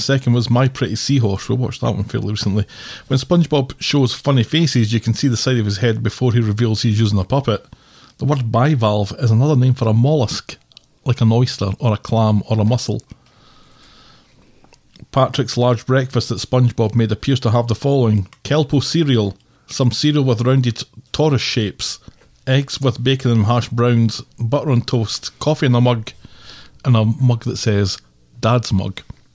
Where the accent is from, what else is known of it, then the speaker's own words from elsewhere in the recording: United Kingdom; We're British